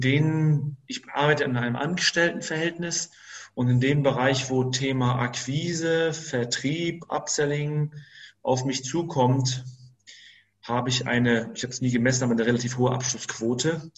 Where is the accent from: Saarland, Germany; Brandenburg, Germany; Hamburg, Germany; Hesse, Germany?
Hamburg, Germany; Greater Hamburg area, Germany; moved away as an adult; also born or lived in Saxony-Anhalt; ich bin aus dem Großraum Hamburg, habe ich mich nach Sachsen-Anhalt orientiert